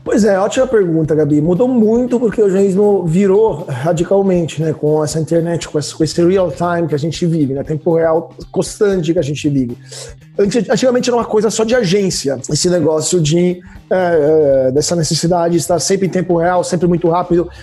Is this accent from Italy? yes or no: yes; Italy; Portuguese is a second language; moved away as an adult; also born or lived in Rome; now in Brazil; eu sou italiano, então eu vim direto da Europa